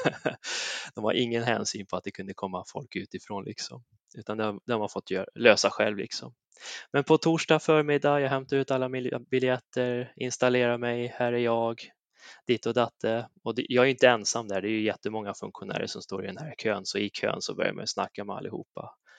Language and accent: Swedish; Säffle, Värmland, Sweden; där jag kommer ifrån, Säffle, hemmaföreningen Säffle Motorklubb